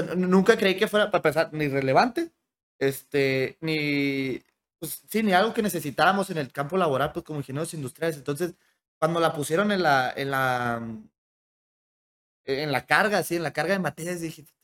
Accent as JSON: {"language": "Spanish", "town": "Hermosillo", "region": "Sonora", "country": "Mexico", "tie": "born or raised there", "moved": "yes", "said": "nací en Hermosillo porque en Hermosillo la gente es mucho más abierta"}